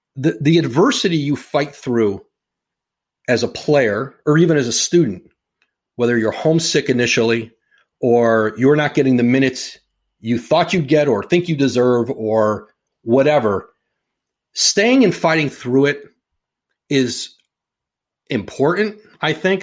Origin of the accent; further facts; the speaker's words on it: Bristol, Connecticut, United States; growing up in Bristol